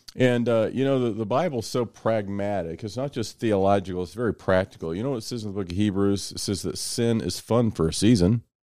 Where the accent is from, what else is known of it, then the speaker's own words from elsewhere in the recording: Kansas City, Missouri, United States; home growing up was, uh, South Kansas City